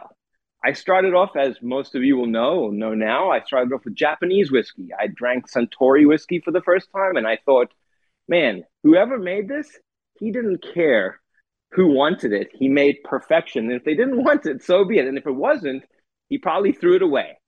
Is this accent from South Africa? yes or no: yes; South Africa; moved away as an adult; now in United States; I grew up in South Africa